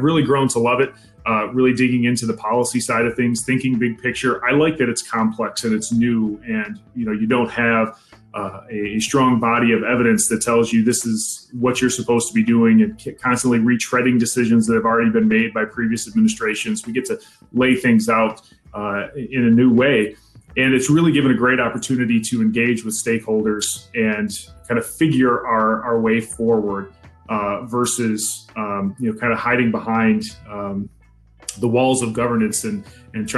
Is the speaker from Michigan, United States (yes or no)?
yes; Lansing, Michigan, United States; I'm a Lansing guy, born and raised, grew up in a working class family